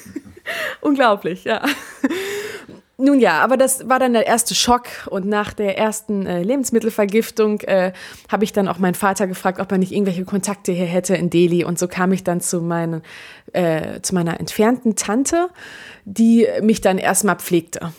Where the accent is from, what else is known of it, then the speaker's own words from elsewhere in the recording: Germany; ich bin hier geboren in Deutschland